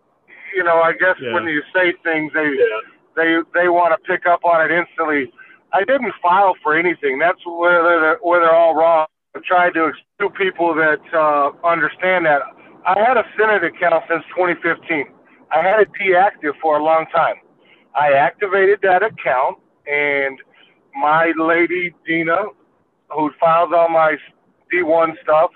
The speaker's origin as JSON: {"language": "English", "region": "New Mexico", "country": "United States", "tie": "born or raised there", "moved": "yes", "lives_now": "Illinois, United States", "said": "I grew up in New Mexico"}